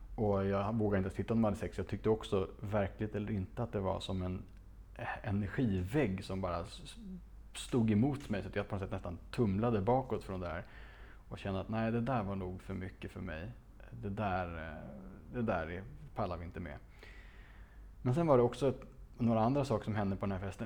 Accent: Stockholm, Stockholm County, Sweden; Det låg i, på Slottsbacken i Gamla stan, ett, ett otroligt fint barockpalats från sent 1600-tal där jag växte upp

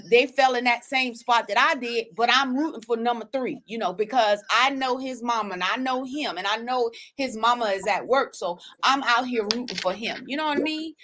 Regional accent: South Carolina, United States; moved away as an adult; also born or lived in Sanford, North Carolina; my hometown in South Carolina, like our high school is really our safe zone

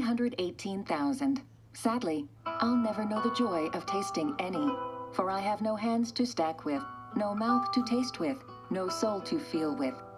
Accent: Canada; I'm Canadian

